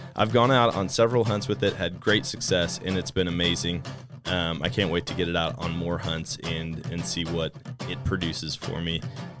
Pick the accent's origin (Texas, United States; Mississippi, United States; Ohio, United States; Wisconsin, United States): Wisconsin, United States; Wisconsin, how can you not have fun? I can't wait to get back up there and hunt. I always love hunting my home state.